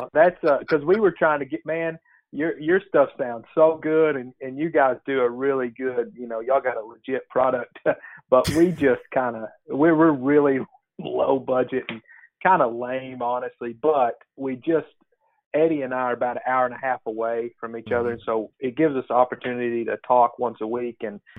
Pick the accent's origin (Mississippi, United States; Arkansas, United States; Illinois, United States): Arkansas, United States; Perryville; So I'm a pastor here in my hometown. in the big city of Perryville, Arkansas. And it's about 1,500 people.